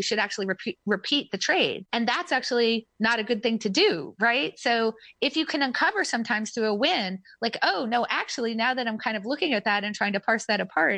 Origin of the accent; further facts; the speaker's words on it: United States; I was born in America